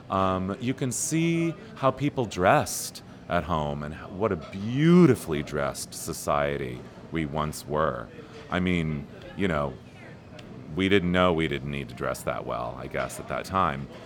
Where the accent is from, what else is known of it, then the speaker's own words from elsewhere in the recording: Ontario, California, United States; I was a little kid growing up in Ontario, California